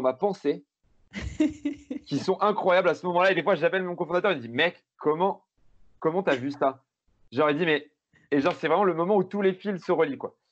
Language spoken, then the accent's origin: French; Grenoble, Auvergne-Rhône-Alpes, France; Je suis grenoblois, mais je monte à Paris deux jours par, par mois